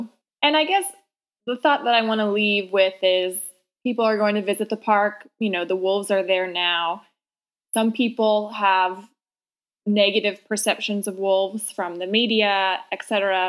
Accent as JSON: {"language": "English", "region": "New England", "country": "United States", "said": "I'm from New England and our moose populations are certainly struggling"}